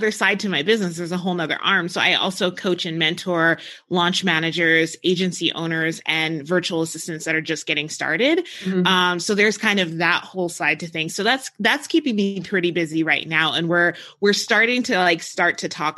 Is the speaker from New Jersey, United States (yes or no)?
yes; New Jersey, United States; now in New Mexico, United States; I grew up in New Jersey. So like I grew up around ocean